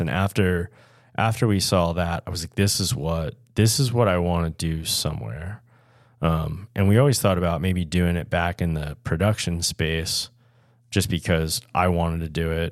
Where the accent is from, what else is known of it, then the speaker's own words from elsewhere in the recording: Washington County, Maryland, United States; I grew up in Washington County